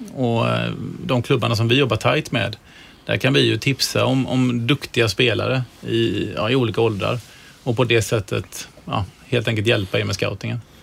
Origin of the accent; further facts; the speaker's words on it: Gothenburg, Västra Götaland, Sweden; som göteborgare